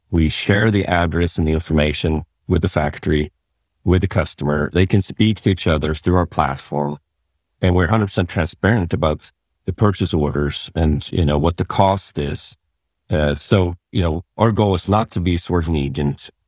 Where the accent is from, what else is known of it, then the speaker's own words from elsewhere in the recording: Sweden; moved away as an adult; also born or lived in San Francisco, United States; I grew up in Sweden